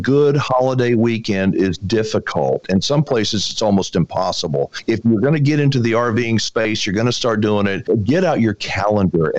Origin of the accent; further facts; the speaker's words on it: Texas, United States; I was born and raised in Texas.